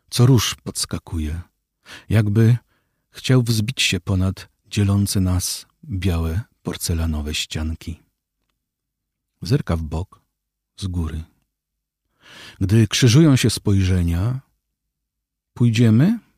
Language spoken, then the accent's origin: Polish; Łódź, Łódź Voivodeship, Poland; Z innego łódzkiego zespołu by pan przywołał, no to co, ja jestem z Łodzi. To trudno mi było tego nie słyszeć. To zostaje ze mną.